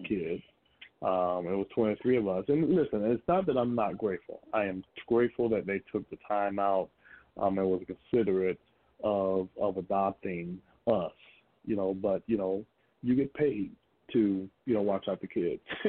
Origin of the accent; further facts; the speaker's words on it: Gainesville, Florida, United States; I'm from a little town they call Gainesville, Florida. And I grew up there in Gainesville